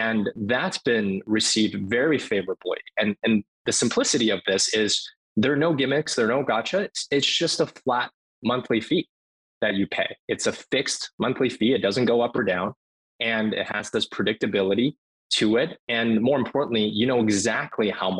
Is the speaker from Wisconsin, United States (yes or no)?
no; Cambridge, Massachusetts, United States; I grew up in Cambridge, Massachusetts, and went to the Martin Luther King Jr. Elementary School in Cambridge.